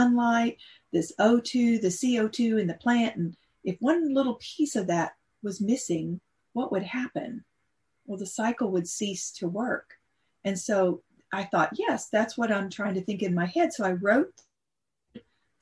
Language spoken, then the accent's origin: English; Texas, United States; accent: Texas; I could really break into my Texas accent. I'm just a small town girl from a little town in Texas